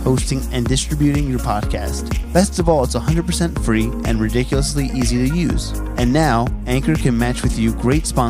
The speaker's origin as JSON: {"language": "English", "region": "New Jersey", "country": "United States", "moved": "yes", "said": "I'm from Jersey originally"}